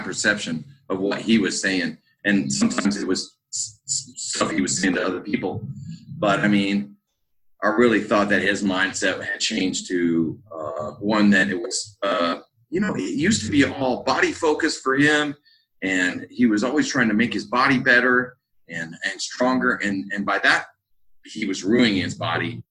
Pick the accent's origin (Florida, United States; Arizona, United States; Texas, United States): Texas, United States; also born or lived in Cabo San Lucas, Mexico; I was born in Texas. My family's been in Texas for a long time